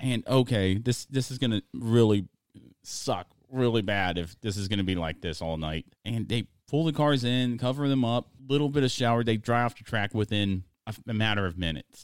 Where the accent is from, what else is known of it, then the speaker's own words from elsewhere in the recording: United States; accent: American; my American accent